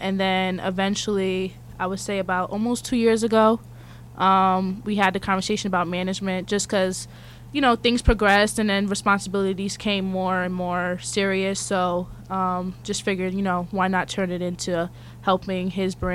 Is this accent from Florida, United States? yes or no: no; Plainfield, New Jersey, United States; I'm from Plainfield, New Jersey. I was born in Jersey City, and I go to Rutgers.